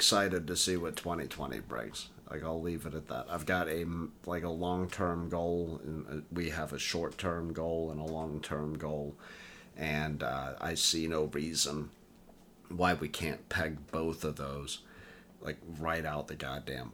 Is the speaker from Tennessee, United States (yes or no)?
yes; Tennessee, United States; growing up in Tennessee.